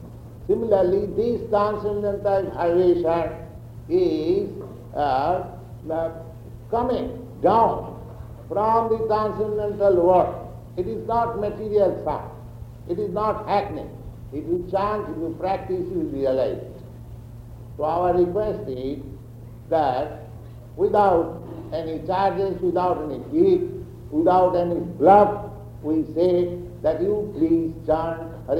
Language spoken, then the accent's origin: English; India; moved away; I am Indian